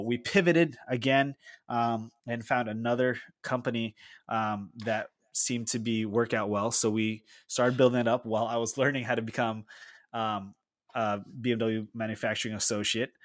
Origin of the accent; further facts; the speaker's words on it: Philippines; moved away as an adult; now in United States; I grew up in the Philippines